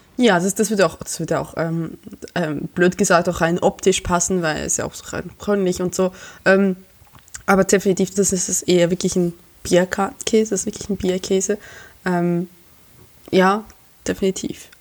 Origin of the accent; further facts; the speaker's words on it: Emmental, Bern, Switzerland; moved away as an adult; now in Germany; ich komme aus dem Emmendal